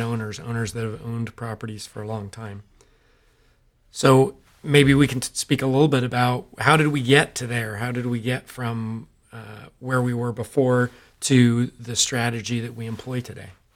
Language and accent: English; Modesto, California, United States; We, uh, were both born and raised in Modesto, California, um, Central Valley of California